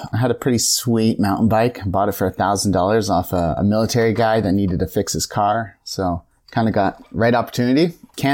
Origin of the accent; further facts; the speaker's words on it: Kingston, Ontario, Canada; So I'm literally from Kingston, Canada, not upon Thames.